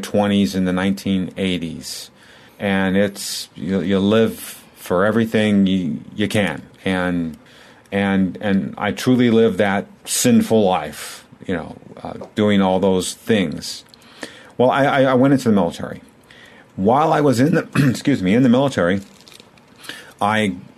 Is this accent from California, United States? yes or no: yes; Southern California, United States; I'm from the Southern California area, always have been.